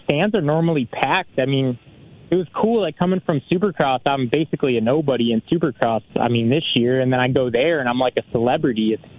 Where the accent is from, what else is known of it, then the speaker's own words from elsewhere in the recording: Canada; I'm basically Canadian and don't like poutine. I guess I'm not that Canadian.